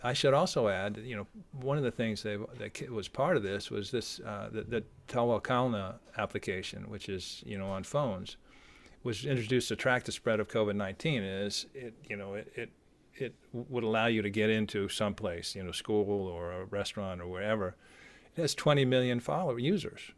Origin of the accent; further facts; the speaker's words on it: United States; as an American